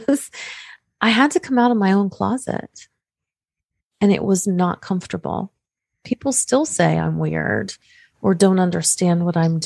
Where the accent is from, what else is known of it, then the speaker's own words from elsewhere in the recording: Pittsburgh, Pennsylvania, United States; I come from Pittsburgh, Pennsylvania